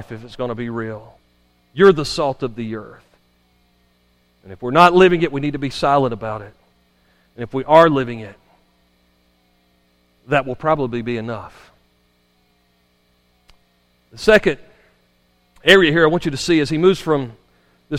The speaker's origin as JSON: {"language": "English", "country": "United States", "tie": "born or raised there", "said": "I grew up here in Madison County"}